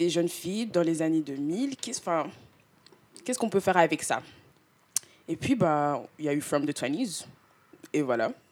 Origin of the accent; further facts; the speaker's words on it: Canada; Enfin, je viens du Canada.